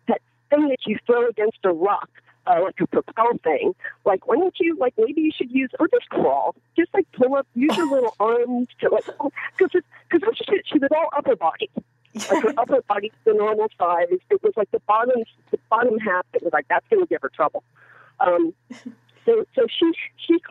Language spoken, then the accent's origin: English; United States; I am an American